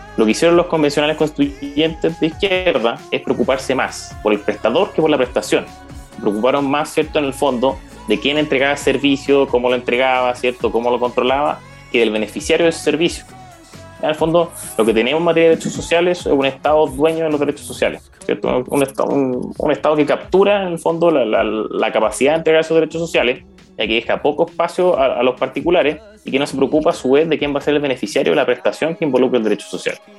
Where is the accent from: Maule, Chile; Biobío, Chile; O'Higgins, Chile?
O'Higgins, Chile; San Fernando; moved away as an adult; now in Santiago, Chile; no soy de Santiago, eh, soy de la sexta región, ya en San Fernando. Estudié el jardín infantil y el colegio ahí.